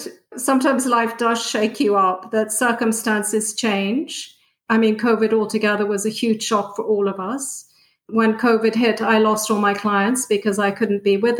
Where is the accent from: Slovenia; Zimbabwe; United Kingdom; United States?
United Kingdom; If anything, I guess I would say that I'm British, but I don't fit in Britain either.